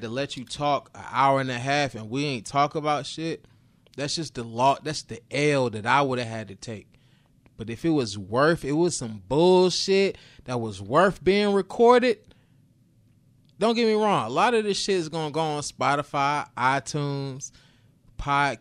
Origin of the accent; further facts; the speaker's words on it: New Bern, North Carolina, United States; I'm from New Bern